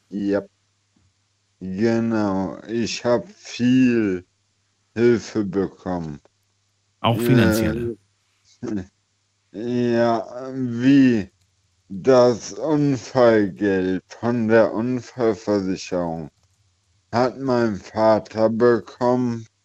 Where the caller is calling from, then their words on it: Eifel, Germany; Äh, ich komme aus der Eifel.